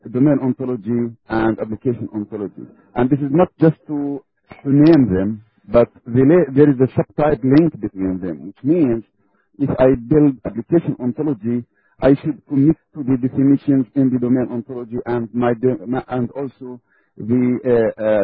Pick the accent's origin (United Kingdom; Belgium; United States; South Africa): Belgium; I'm from Belgium